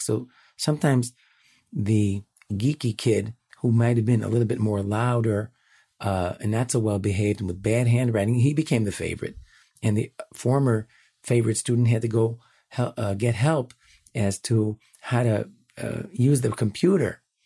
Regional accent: Chicago, Illinois, United States; now in Jerusalem, Israel; I'm born and raised in Chicago

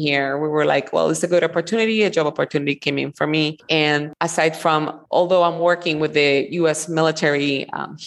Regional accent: Puerto Rico; moved away as an adult; also born or lived in Florida; I'm from Puerto Rico and I was born and raised there

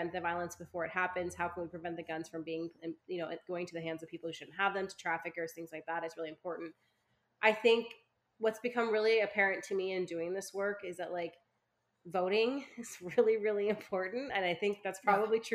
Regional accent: California, United States; I'm a Californian

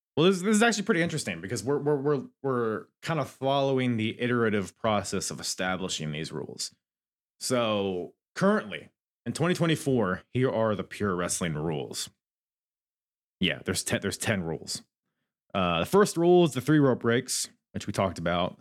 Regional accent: Virginia, United States; accent: Virginia; My stupid Virginia accent.

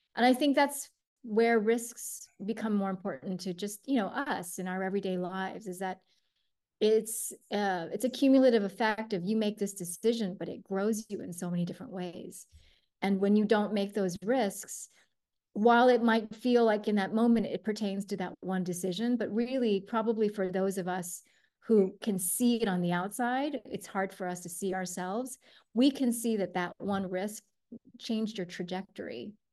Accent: United States; born or raised there; also born or lived in Taiwan

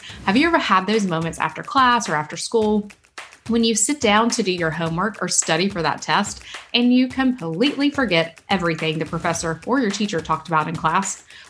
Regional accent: Georgia, United States; growing up in Georgia

